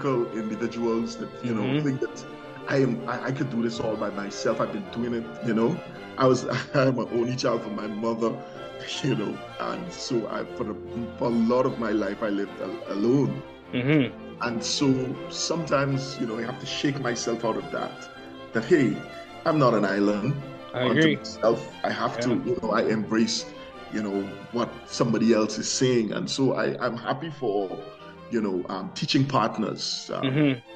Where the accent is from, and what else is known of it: Guyana; moved away